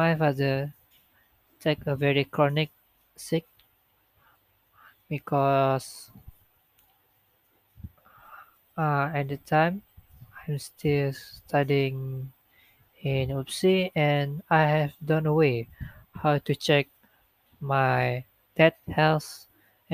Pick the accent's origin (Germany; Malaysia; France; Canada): Malaysia; Sarawak; English is a second language; moved away as an adult; I'm come from Sarawak, so I don't know how to talk or speak freely for Malay language.